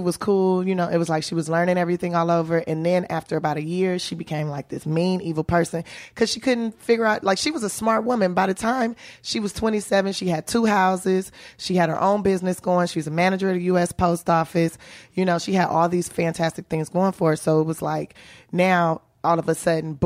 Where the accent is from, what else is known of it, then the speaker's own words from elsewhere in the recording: Los Angeles, California, United States; I'm from South Central Los Angeles. That's right, baby, born and raised.